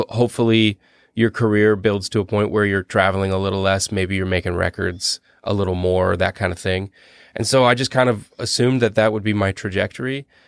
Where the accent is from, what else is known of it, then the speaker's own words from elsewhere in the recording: Canada; we're Canadian